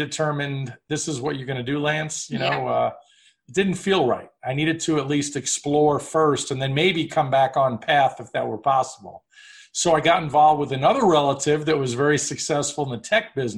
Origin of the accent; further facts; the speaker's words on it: New York City, New York, United States; I grew up in New York City